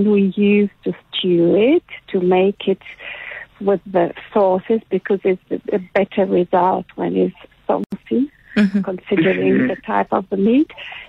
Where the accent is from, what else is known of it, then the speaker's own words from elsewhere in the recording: Liguria, Italy; moved away; I grew up in Italy, and in the region where I grew up, which is Liguria.